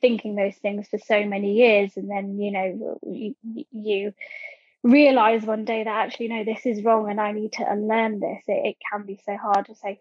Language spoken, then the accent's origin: English; Croydon, London, United Kingdom; I'm from Croydon, which is, technically it's got a Surrey, it's in Surrey, but it's got a, it's a London borough